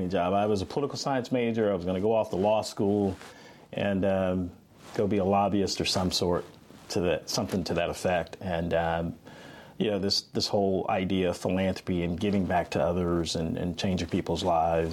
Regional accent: Florida, United States; moved away as an adult; now in Augusta, United States; I'm from Florida

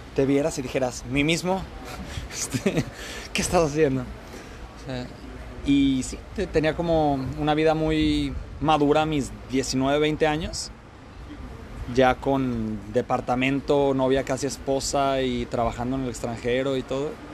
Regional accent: Guadalajara, Jalisco, Mexico; moved away as an adult; now in Melbourne, Australia; A los de Guadalajara nos dicen tapatíos y soy un tapatío orgullosísimo

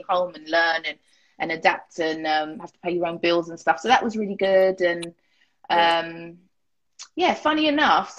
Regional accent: Harrow, London, United Kingdom; I grew up in Harrow.

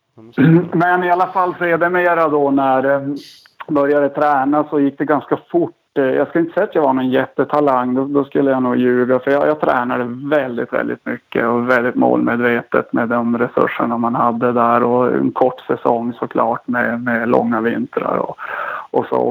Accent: Kalix, Norrbotten County, Sweden; accent: Norrland; now in Stockholm, Sweden; En gång norrlänning, framförallt Kalixbo

